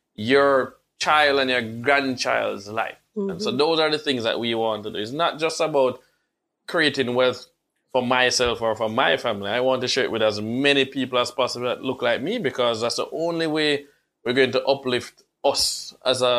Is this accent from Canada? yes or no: no; Kingston, Jamaica; now in Florida, United States; this uptown kid that grew up in Kingston 6